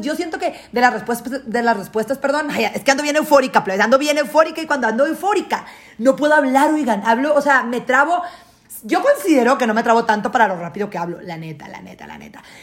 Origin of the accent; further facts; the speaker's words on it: Guasave, Sinaloa, Mexico; also born or lived in United States; now in Mexico City, Mexico; yo, yo me mudé de Guasave, me salí de Guasave en el 2010, mi familia y yo, toda mi familia nuclear, mamá, papá y hermanos, nos fuimos, a vivir a Estados Unidos en el 2010